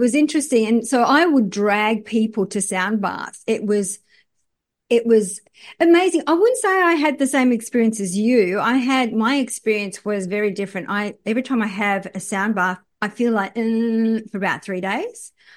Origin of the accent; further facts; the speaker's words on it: Australia; I'm from Australia